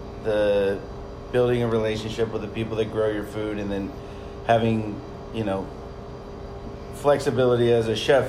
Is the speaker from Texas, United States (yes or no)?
yes; La Vernia, Texas, United States; also born or lived in Charleston, South Carolina / Austin, Texas; now in San Antonio, United States; I'm from Lavernia.